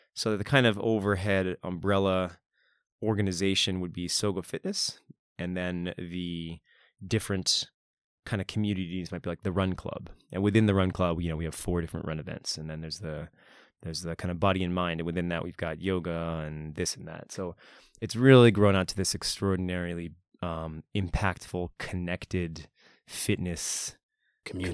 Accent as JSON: {"language": "English", "area": "near Boston", "region": "Massachusetts", "country": "United States", "moved": "as an adult", "lives_now": "Japan", "said": "I'm from Boston, Massachusetts"}